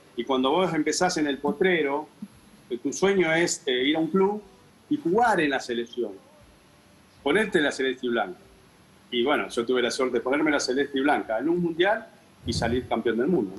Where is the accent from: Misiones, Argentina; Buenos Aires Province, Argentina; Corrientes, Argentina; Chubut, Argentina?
Buenos Aires Province, Argentina; Lanús; Lanús a Loma Verde, mi barrio